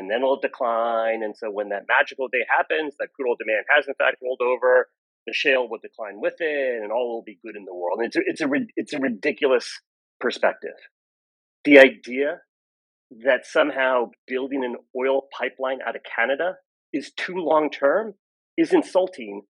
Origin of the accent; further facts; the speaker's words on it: United States; I'm American